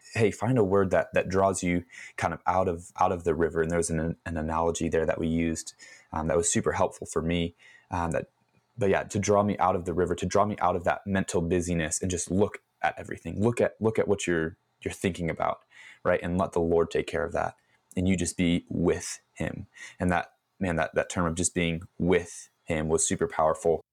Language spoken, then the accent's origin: English; Chicago, Illinois, United States; I was born and raised in Chicago